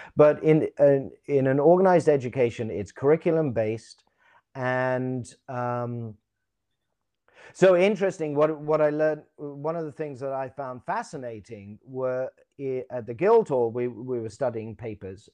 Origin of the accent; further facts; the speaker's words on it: London, United Kingdom; I was born in England, born in London, went to school here. until I was about sixteen.